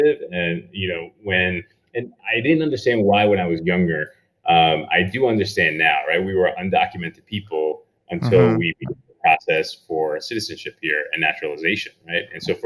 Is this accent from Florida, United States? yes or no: no; New York City, New York, United States; moved away; also born or lived in Mexico City, Mexico / Phoenix, Arizona / Texas; I moved to Brooklyn. And I grew up in Bensonhurst, Brooklyn